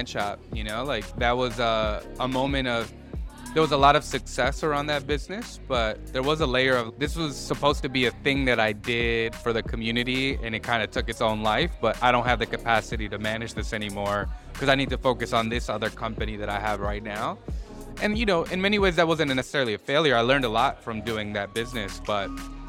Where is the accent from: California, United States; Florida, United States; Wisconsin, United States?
Wisconsin, United States; Milwaukee; first language Spanish; English is a second language; moved away as an adult; also born or lived in Mexico / Los Angeles; I grew up in Milwaukee, so I'm originally from Milwaukee.